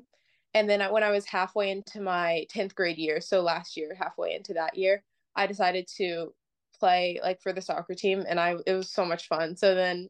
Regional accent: Atlanta, Georgia, United States; I'm 17 and I'm from Atlanta, Georgia

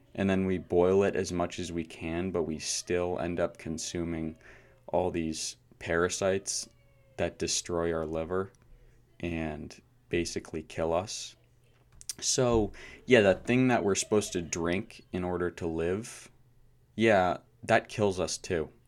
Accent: United States; I was born in America

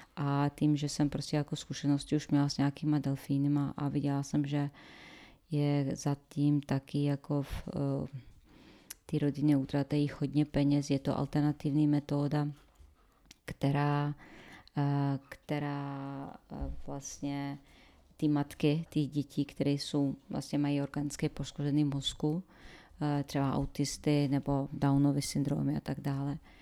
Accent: Sarajevo, Federation of Bosnia and Herzegovina, Bosnia & Herzegovina; Czech is a second language; moved away as an adult; also born or lived in Croatia; now in Czech Republic; původem se ze Sarajeva a v Sarajevu po válce jsem studovala přírodovědu

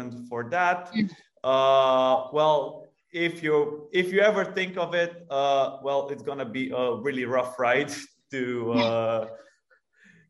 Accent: Romania; We are originally from Romania

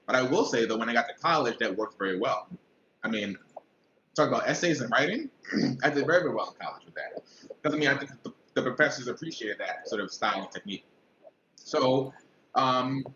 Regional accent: New York City, New York, United States; born and raised in Brooklyn, New York

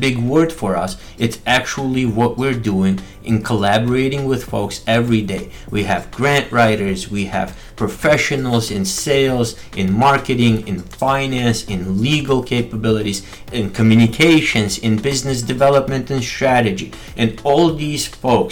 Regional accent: Michigan, United States; we're both from Midwest, we're both from Michigan, and both went to Wayne State.

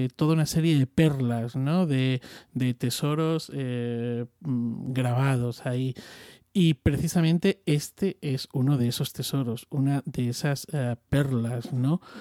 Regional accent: Extremadura, Spain; soy extremeño

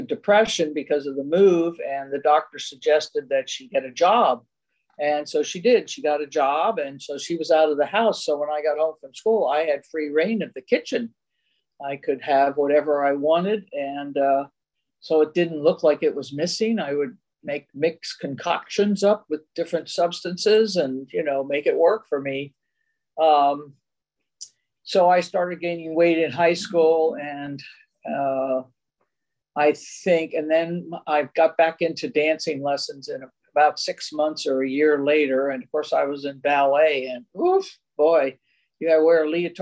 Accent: Silver Spring, Maryland, United States; now in Walnut Creek, United States; We were raised in Silver Spring, Maryland.

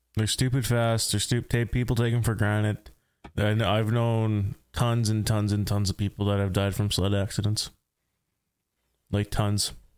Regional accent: rural Saskatchewan, Canada; I grew up in rural Saskatchewan

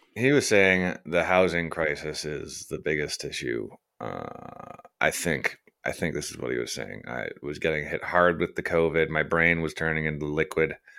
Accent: Canada; also born or lived in Kelowna, British Columbia; I'm a Canadian citizen. I am Canadian.

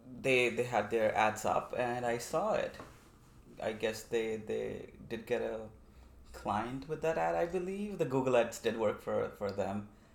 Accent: India; moved away as an adult; now in Vancouver, Canada; I'm from India, that's right.

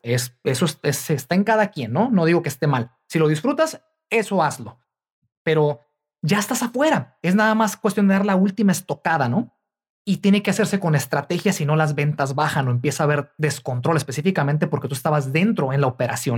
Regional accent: Mexico; moved away; mi país natal, eh, en México

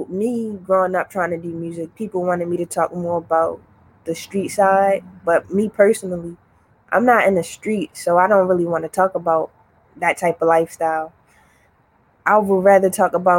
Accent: Baltimore, Maryland, United States; I'm from Baltimore

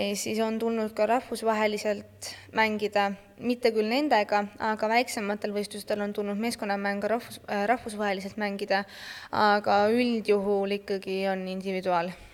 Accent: Estonia; ma olen Eesti äh, parasportlane

